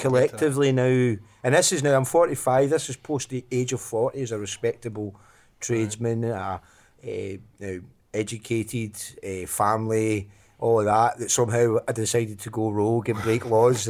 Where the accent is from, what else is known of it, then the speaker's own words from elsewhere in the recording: Glasgow, Scotland, United Kingdom; moved away as an adult; also born or lived in Larkhall; Well, I grew up in Glasgow, grew up in an area called Royston, which is just near the Town Head, which is just near the city centre. Lived there till I was 16.